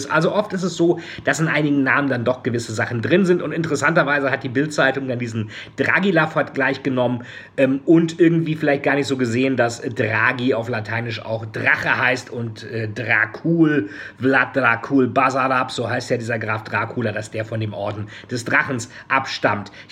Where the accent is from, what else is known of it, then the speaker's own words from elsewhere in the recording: Bremen, Germany; wie sagten es die Bremer Kaufleute in meiner Heimatstadt Bremen